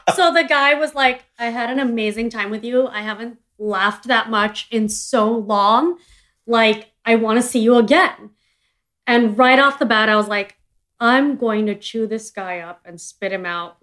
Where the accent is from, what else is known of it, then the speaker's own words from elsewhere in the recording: India; I'm an Indian entrepreneur